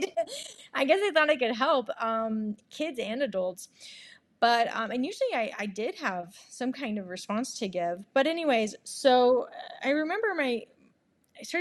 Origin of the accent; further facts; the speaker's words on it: Monterey, California, United States; also born or lived in Santa Barbara, California / San Francisco, California; I grew up in Monterey, California